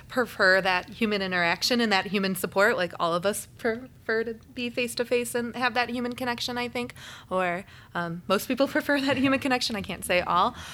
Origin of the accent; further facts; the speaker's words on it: Naperville, Illinois, United States; also born or lived in Kentucky; I grew up in Naperville, a rather large suburb of the city